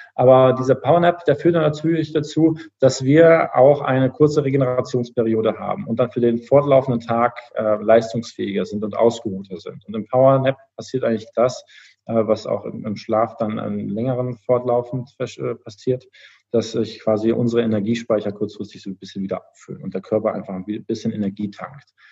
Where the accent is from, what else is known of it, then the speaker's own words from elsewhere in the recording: Düsseldorf, North Rhine-Westphalia, Germany; also born or lived in Cologne; ich bin ein gebürtiger Düsseldorfer eigentlich